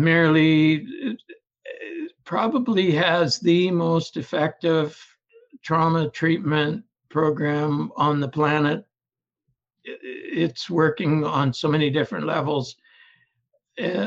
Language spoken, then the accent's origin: English; Ontario, Canada; now in British Columbia, Canada; I was born and raised in Ontario, but in British Columbia now